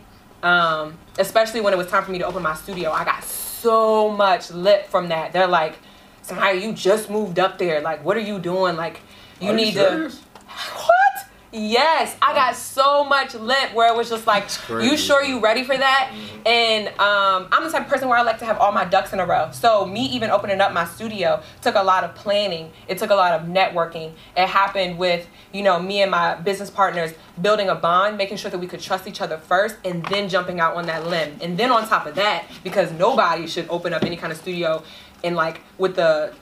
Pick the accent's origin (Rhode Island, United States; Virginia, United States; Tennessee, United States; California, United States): Virginia, United States; Richmond; moved away as an adult; now in Maryland, United States; I'm originally from Richmond, Virginia